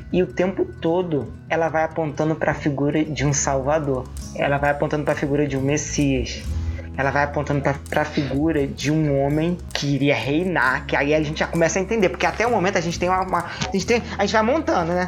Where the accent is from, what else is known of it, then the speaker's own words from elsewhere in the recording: Rio de Janeiro, Brazil; accent: carioca (Rio); deve ter percebido pelo meu sotaque que eu pertenço ao estado mais querido do Brasil, ao estado mais tranquilo do Brasil